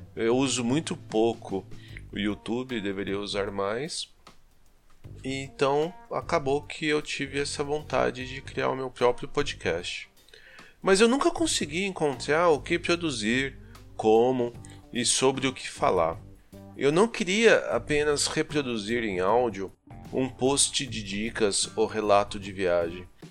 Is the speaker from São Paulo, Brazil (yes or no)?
yes; Osasco, São Paulo, Brazil; moved away as an adult; also born or lived in Campinas, Brazil; now in Ettlingen, Germany; Eu sou de Osasco, São Paulo. E hoje eu moro na Alemanha, numa pequena cidade chamada Ettlingen